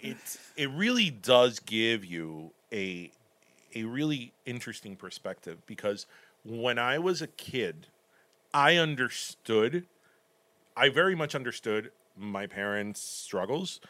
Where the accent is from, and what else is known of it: Miami, Florida, United States; born or raised there; first language Spanish; English is a second language; also born or lived in Cuba / Michigan